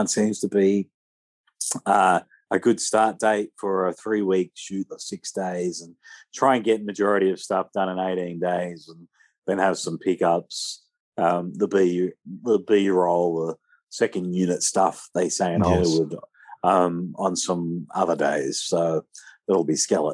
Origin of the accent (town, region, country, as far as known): Australia; accent: Aussie